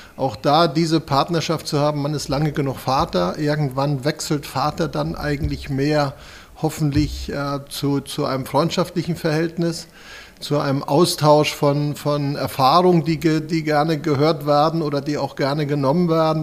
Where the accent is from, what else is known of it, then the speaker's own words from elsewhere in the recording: Schleswig-Holstein, Germany; moved away as an adult; now in Kronberg, Germany; ich komme gebürtig aus Schleswig-Holstein